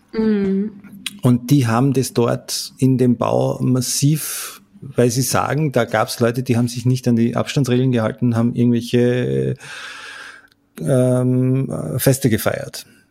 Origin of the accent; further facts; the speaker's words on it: Salzburg, Austria; bei uns in Salzburg